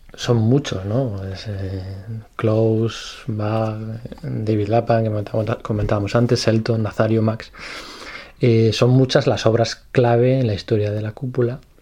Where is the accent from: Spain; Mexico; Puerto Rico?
Spain; como buenos españoles